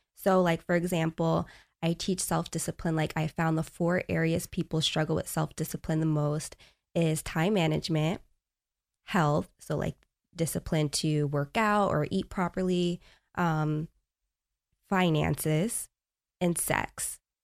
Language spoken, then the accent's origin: English; Long Island, New York, United States; moved away; I grew up in New York, Long Island.